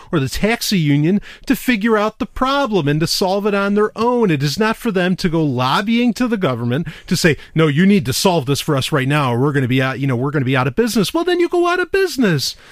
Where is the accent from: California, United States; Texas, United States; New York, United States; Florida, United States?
New York, United States; New York City; moved away; I grew up in New York City